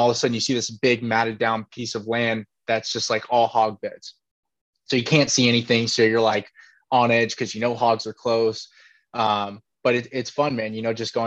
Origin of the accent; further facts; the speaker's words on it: California, United States; Being from California